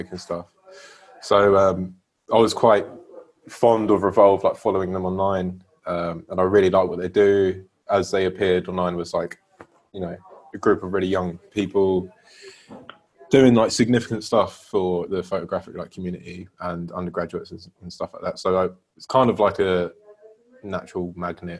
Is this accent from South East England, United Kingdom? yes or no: yes; Slough, South East England, United Kingdom; also born or lived in Bournemouth; now in London, United Kingdom; born and raised in Slough